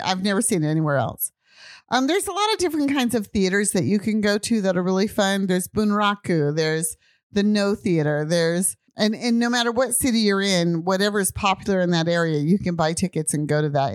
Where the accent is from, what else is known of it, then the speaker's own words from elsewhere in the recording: United States; moved away as an adult; also born or lived in Japan; I'm American.